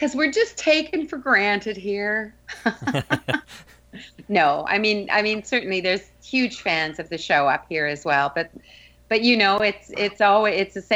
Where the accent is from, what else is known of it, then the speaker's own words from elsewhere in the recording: Calgary, Alberta, Canada; moved away as an adult; also born or lived in United Kingdom / Coventry; I was raised in Western Canada, in Calgary. But I went to the UK when I was 18